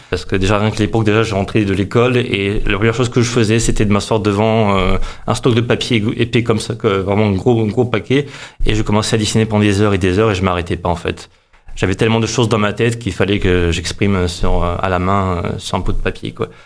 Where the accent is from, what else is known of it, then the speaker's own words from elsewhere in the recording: Montpellier, Occitania, France; also born or lived in Moscow, Russia / Avignon; J'ai grandi à, surtout à Montpellier. Vraiment. C'est-à-dire que je suis né là-bas à, à, Moscou, en Russie